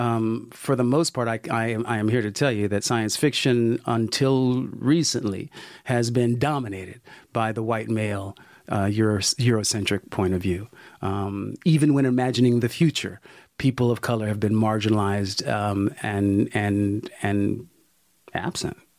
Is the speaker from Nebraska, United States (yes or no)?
no; Sacramento, California, United States; a young black kid growing up in Sacramento, California, in the '60s and early '70s